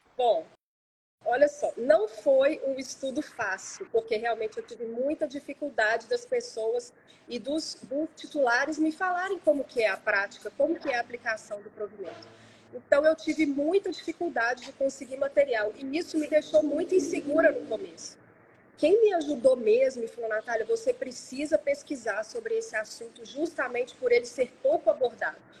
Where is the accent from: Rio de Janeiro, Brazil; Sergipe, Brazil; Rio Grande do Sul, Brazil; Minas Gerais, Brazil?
Minas Gerais, Brazil; Belo Horizonte; moved away as an adult; now in São Paulo, Brazil; eu nasci em Belo Horizonte, minha família é toda de Belo Horizonte